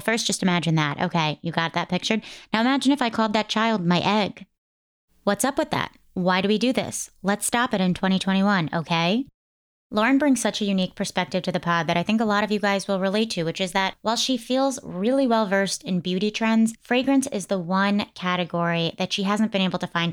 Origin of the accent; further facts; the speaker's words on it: East Coast, United States; I grew up on the East Coast